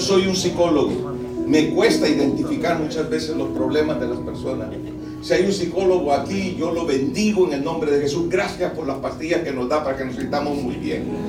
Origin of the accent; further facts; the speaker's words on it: El Salvador; now in Maryland, United States; Yo soy del país del Salvador